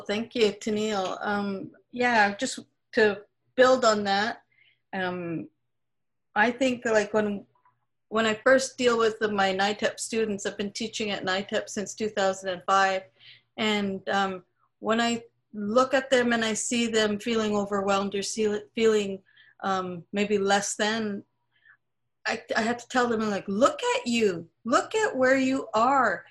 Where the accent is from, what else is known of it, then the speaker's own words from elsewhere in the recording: Vancouver, British Columbia, Canada; I'm from the Musqueam Band here, um, where UBC actually sits